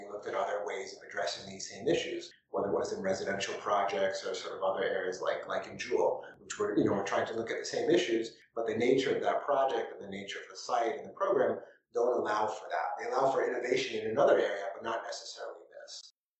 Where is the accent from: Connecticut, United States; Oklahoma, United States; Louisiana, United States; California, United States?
Connecticut, United States; New Haven; also born or lived in New York; I was born in New Haven, in Connecticut. My father worked for Sears Roebuck, no longer Sears Roebuck, and he was a district manager, so we would move around every 2 or 3 years when we were little, mostly through Connecticut, but then a bit through New York.